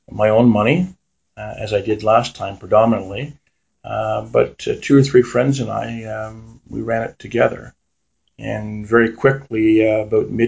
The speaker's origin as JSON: {"language": "English", "region": "Ontario", "country": "Canada", "tie": "born or raised there", "said": "I grew up on Arndon Avenue as a kid in the South End"}